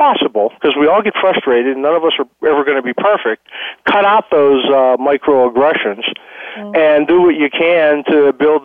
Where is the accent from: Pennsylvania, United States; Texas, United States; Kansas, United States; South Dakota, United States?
Pennsylvania, United States; Pittsburgh; moved away; I grew up in Pittsburgh